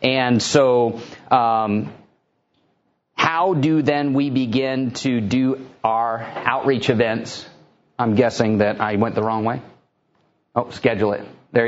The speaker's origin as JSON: {"language": "English", "town": "Houston", "region": "Texas", "country": "United States", "said": "you know, where do you come from? I told him Houston, Texas."}